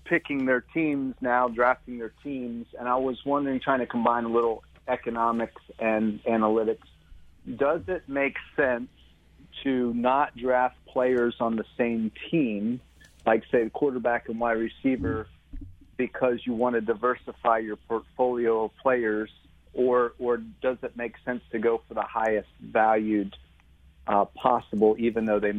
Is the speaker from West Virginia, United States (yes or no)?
no; Philadelphia, Pennsylvania, United States; now in Alabama, United States; Well, I grew up in Philly.